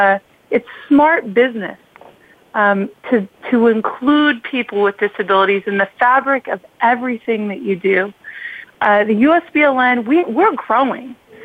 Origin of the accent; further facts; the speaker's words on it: Kansas, United States; moved away as an adult; Well, I grew up in a rural community in Kansas